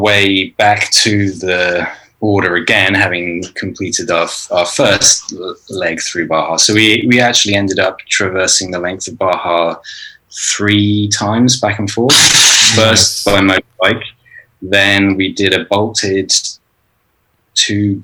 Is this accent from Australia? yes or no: no; United Kingdom; We're both British